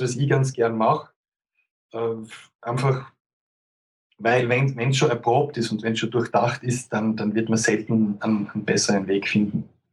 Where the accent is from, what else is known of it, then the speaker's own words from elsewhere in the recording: Austria; als Österreicher